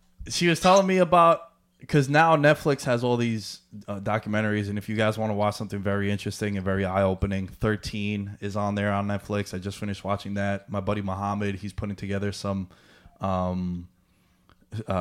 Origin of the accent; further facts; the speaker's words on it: New York City, New York, United States; being from Queens, growing up in Queens